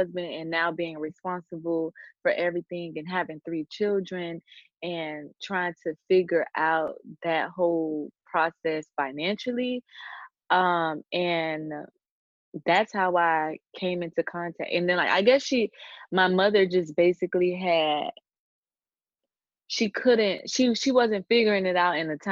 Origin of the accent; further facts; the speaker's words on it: Miami, Florida, United States; born and raised in Miami, Florida. I still live in Miami, Florida. I've only ever lived in Florida my whole life.